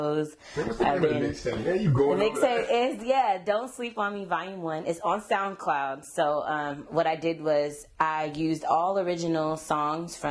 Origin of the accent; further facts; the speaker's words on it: Sacramento, California, United States; I am from the 916, Sacramento, born and raised